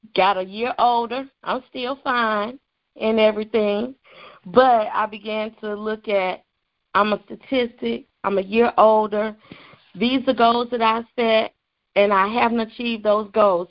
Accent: the Carolinas, United States; moved away; I am originally from the Carolinas.

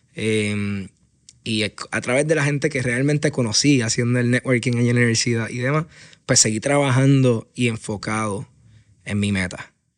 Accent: Aguadilla, Puerto Rico; moved away as an adult; now in San Juan, Puerto Rico; Yo me considero un puertorriqueño y, y aguadillano de pura cepa.

